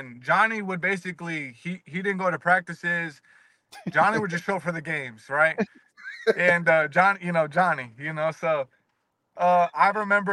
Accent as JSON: {"language": "English", "region": "Virginia", "country": "United States", "said": "I'm from Virginia."}